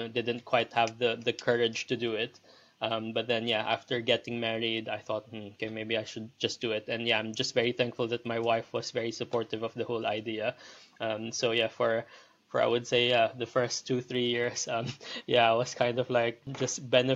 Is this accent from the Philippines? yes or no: yes; Philippines; moved away as an adult; also born or lived in Liverpool, United Kingdom / Leeds, United Kingdom; now in London, United Kingdom; I'm originally from the Philippines. I moved over here to the UK back in 2006.